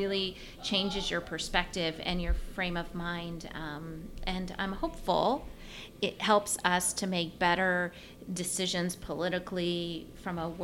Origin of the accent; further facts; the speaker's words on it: United States; as an American